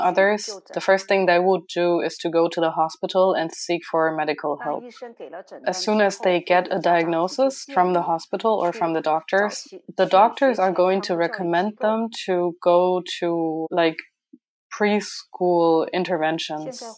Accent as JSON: {"language": "English", "town": "Nanchang", "region": "Jiangxi", "country": "China", "said": "I am from China, the province is Jiangxi province, and it's Nanchang."}